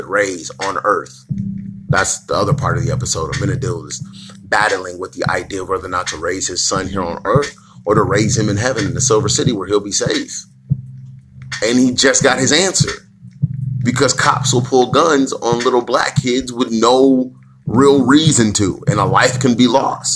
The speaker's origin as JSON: {"language": "English", "country": "United States", "said": "us as African American peoples"}